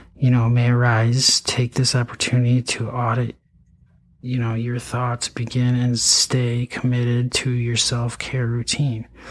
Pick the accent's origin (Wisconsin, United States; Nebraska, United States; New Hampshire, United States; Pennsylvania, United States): Wisconsin, United States; Eau Claire; also born or lived in St. Cloud, Minnesota; I went to you know high school in Eau Claire, Altoona. I mean, um, I was born in Eau Claire.